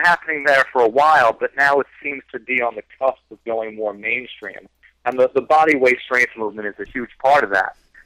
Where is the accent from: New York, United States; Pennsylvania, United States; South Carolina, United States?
New York, United States; New York City; New York City, which is, you know, my hometown